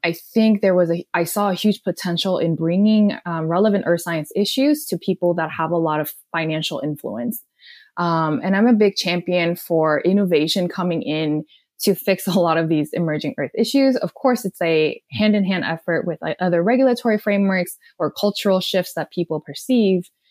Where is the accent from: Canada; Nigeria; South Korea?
South Korea; English is a second language; moved away as an adult; also born or lived in Austin, Texas / Delaware; now in Los Angeles, United States; I was born and raised in South Korea